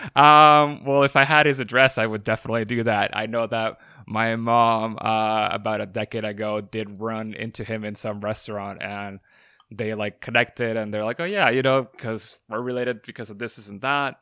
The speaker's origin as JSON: {"language": "English", "country": "Puerto Rico", "said": "I am from Puerto Rico, so you know, I'm uh, I'm Hispanic as well"}